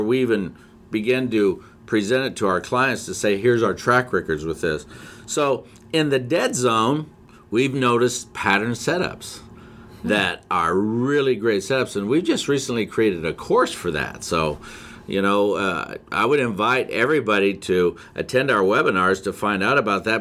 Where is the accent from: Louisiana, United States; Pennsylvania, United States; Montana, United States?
Montana, United States; Whitefish; I was born in Whitefish, Montana